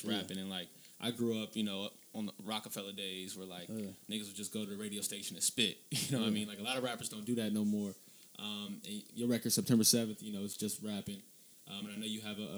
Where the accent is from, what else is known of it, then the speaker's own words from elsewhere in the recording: Inglewood, California, United States; I grew up in Inglewood